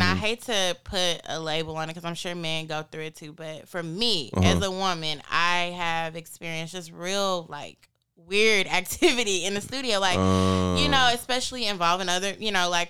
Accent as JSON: {"language": "English", "town": "Nashville", "region": "Tennessee", "country": "United States", "tie": "born or raised there", "also_born_or_lived": "Atlanta, Georgia", "said": "I'm from Nashville, but I was raised in Atlanta and then back to Nashville."}